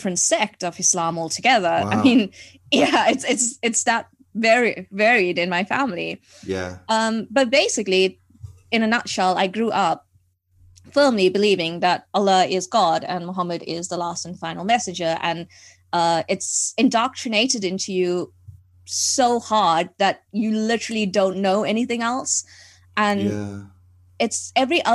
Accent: South Africa; So I am from South Africa. That's where I was born and brought up

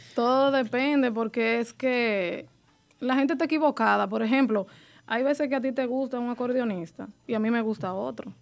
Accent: Mata Bonita, near Nagua, María Trinidad Sánchez, Dominican Republic; De Matabonita

